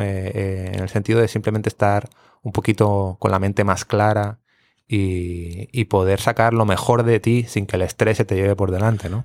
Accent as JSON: {"language": "Spanish", "town": "Barcelona", "region": "Catalonia", "country": "Spain", "moved": "yes", "lives_now": "Puerto Rico", "said": "soy de Barcelona"}